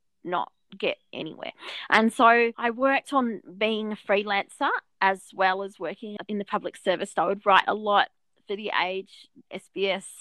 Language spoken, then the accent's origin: English; Albury, New South Wales, Australia; I grew up in Albury